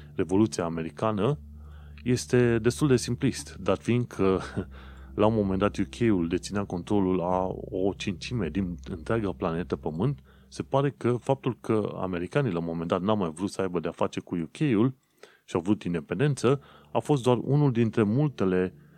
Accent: Romania; now in London, United Kingdom

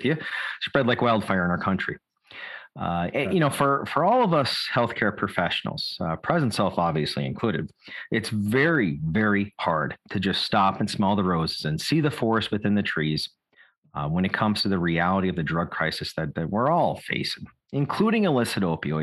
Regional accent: West Virginia, United States; my hometown in wild and wonderful West Virginia

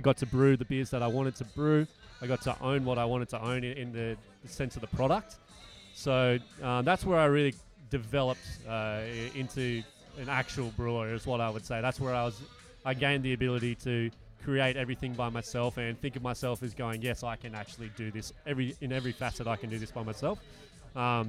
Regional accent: Bangalow, New South Wales, Australia; also born or lived in Brisbane; I'm actually from Bangalore, just outside of Byron Bay.

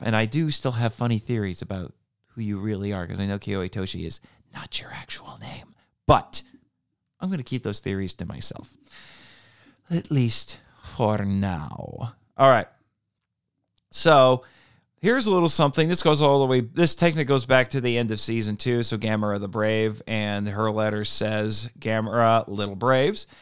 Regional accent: United States; I, as an American

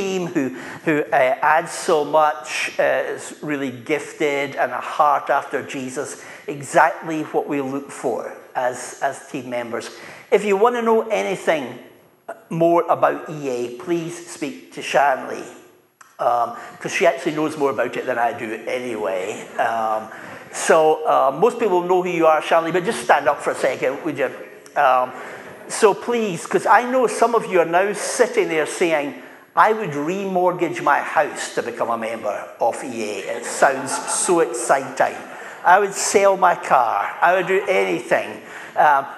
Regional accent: Dunfermline, Scotland, United Kingdom; I'm from Dunfermline

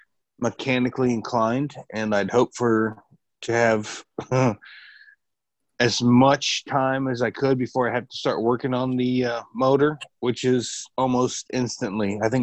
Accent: Florida, United States; I'm from Florida. It don't get much south. It doesn't get much more south than that.

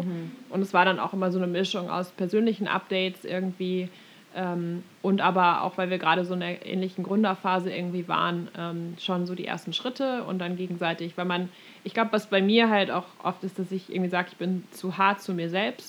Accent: Germany; now in United States; als Deutsche

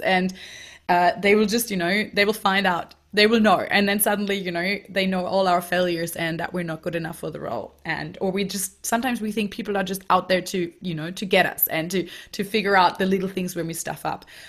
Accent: Germany; moved away; I grew up in Germany, um, so I'm German, and I went to high school there and also university

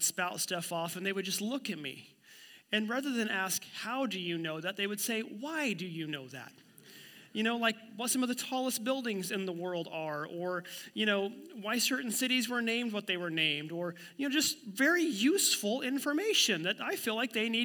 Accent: Miami, Oklahoma, United States; my hometown of Miami, Oklahoma

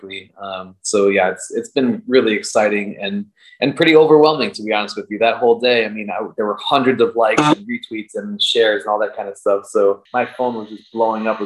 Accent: Chicago, Illinois, United States; born and raised in Chicago

